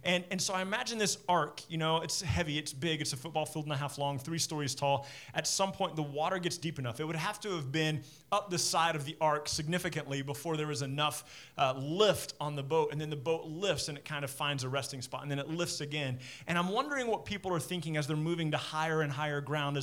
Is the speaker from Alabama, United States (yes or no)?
no; Midland, Texas, United States; When I was a kid growing up in Midland